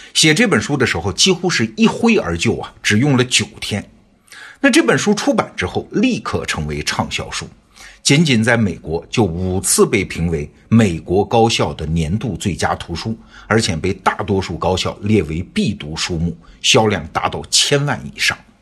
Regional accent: China; 我们中国人

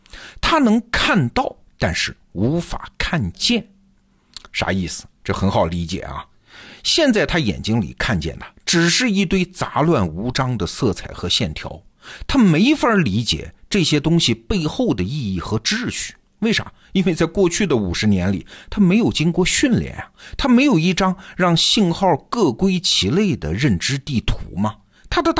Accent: China; 我们中国人的老祖宗的共同想象

